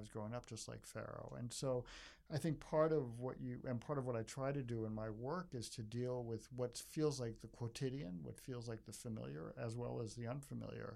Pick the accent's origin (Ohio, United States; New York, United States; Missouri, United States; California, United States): New York, United States; moved away as an adult; now in Chicago, United States; I'm from New York originally, so I'm kind of an accidental Chicago, and I've been there for 40 years